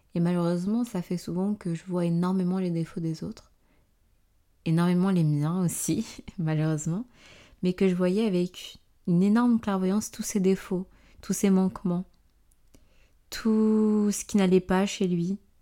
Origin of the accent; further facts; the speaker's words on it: Benin; je suis née euh, dans la République du Bénin, un pays d'Afrique de l'Ouest, dans les années 2000